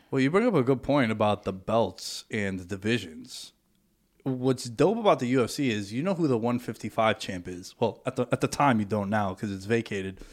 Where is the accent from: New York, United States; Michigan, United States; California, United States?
New York, United States; New York City; I'm from Astoria